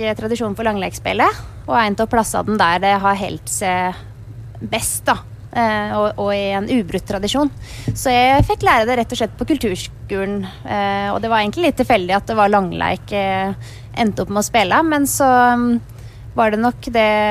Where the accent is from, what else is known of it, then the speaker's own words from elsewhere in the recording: Valdres, Innlandet, Norway; jeg kommer fra Valdres